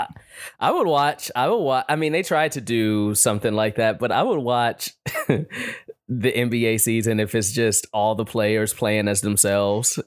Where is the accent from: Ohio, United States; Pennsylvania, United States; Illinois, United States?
Illinois, United States; Chicago; now in Los Angeles, United States; we're from Chicago